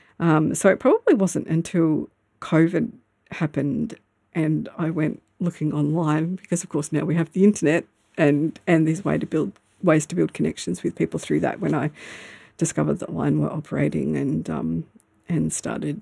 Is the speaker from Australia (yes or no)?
yes; Melbourne, Victoria, Australia; moved away as an adult; now in Myrtleford, Australia; I used to live in Melbourne. I grew up in Melbourne, in the Melbourne suburbs